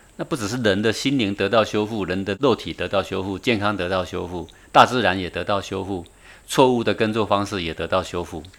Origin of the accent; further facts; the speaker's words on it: Taiwan; moved away; 在中岭山，我从小出生在这里啊， 然后慢慢长大的时候就搬出去